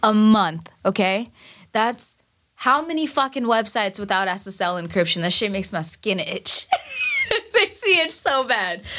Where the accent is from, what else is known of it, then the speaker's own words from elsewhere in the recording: New York City, New York, United States; also born or lived in Bangladesh; I am a Bangladeshi immigrant from Queens